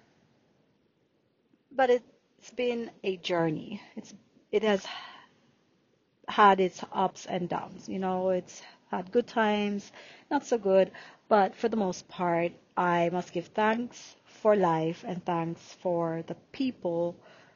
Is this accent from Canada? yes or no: no; Jamaica; accent: Jamaican; first language Jamaican Patois; English is a second language; moved away as an adult; So I was born in Jamaica, Yemen. So yes, even though you don't hear my Jamaican accent, I can definitely use my Jamaican accent while I'm doing this recording.